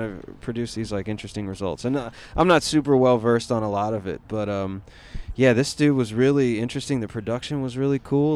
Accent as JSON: {"language": "English", "town": "Asheville", "region": "North Carolina", "country": "United States", "tie": "born or raised there", "said": "I'm from North Carolina, so it's Where? like uh, Asheville."}